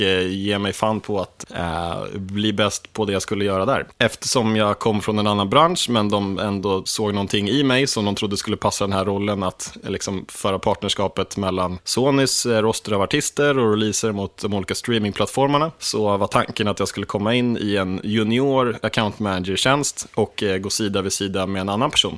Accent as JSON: {"language": "Swedish", "town": "Sollentuna", "region": "Stockholm County", "country": "Sweden", "tie": "born or raised there", "also_born_or_lived": "Akalla", "said": "jag har bott i 30 år i Sollentuna, fast på olika platser"}